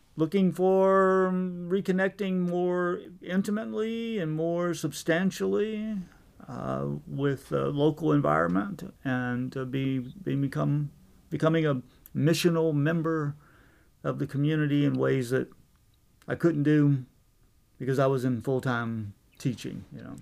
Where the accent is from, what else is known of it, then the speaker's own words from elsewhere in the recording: Virginia, United States; moved away; also born or lived in New Mexico / Henderson, Tennessee; I was born in New Mexico, but I actually grew up in Virginia